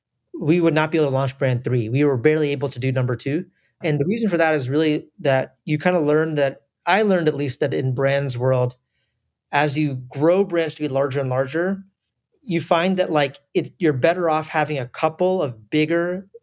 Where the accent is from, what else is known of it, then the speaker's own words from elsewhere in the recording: United States; born there; I was born in the US, but I have family in India, Southeast Asia, the Middle East, a little bit in Europe, and some in America as well.